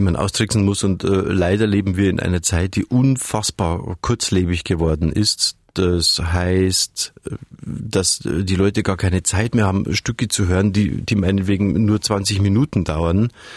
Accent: Munich, Bavaria, Germany; Ich komme aus München, ich bin ja mit den Alpen aufgewachsen

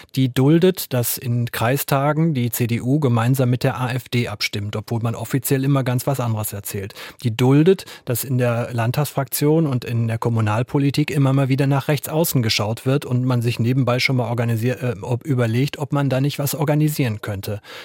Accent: North Rhine-Westphalia, Germany; ich komme aus Nordrhein-Westfalen, äh, meine Heimatstadt

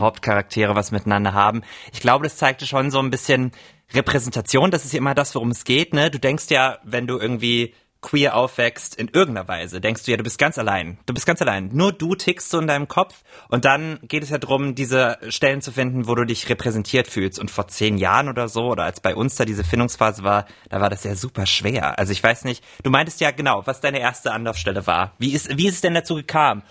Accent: Rhine-Main area, Germany; im Rhein-Main-Gebiet, wo ich herkomme

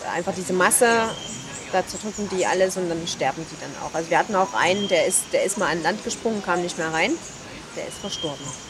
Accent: Leipzig, Saxony, Germany; Ich bin auch aus Leipzig

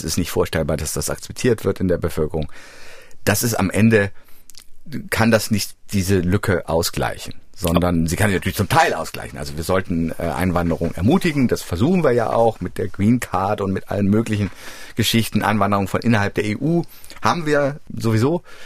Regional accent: Frankfurt, Hesse, Germany; moved away; ich komme ja ursprünglich aus Frankfurt, aus dem Frankfurter Raum.

